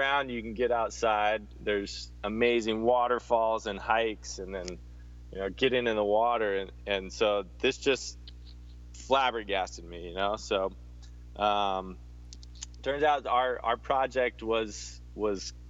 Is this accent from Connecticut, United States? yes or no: no; Hawaii, United States; I'm from Hawaii, kind of wasn't born here, but grew up here.